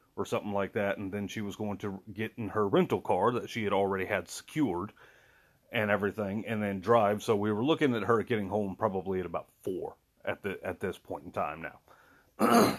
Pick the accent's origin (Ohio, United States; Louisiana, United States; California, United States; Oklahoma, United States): Louisiana, United States; I am from Louisiana. I live in Louisiana